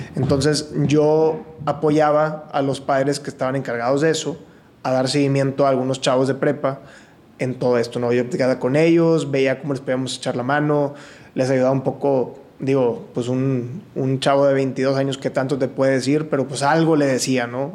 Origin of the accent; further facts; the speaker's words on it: Monterrey, Nuevo León, Mexico; nací aquí en Monterrey y toda mi vida la he vivido aquí, excepción de un año